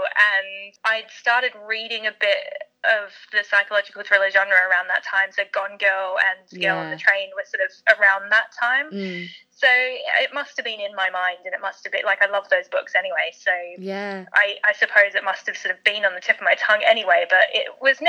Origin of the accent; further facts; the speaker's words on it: Australia; accent: Australian; also born or lived in South Africa / United Kingdom / Canada; And I was born in South Africa, but grew up in Australia, and I've lived in Canada, and now I live here.